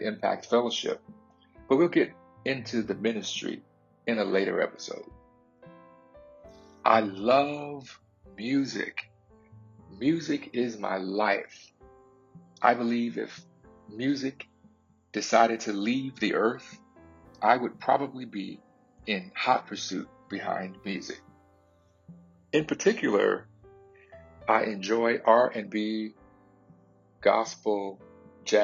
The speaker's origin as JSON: {"language": "English", "town": "Sumter", "region": "South Carolina", "country": "United States", "tie": "born or raised there", "also_born_or_lived": "Kingstree, South Carolina / Brooklyn, New York", "moved": "yes", "lives_now": "West Coast, United States", "said": "I was raised about 40 miles away from Kingstree in the city of Sumter, South Carolina"}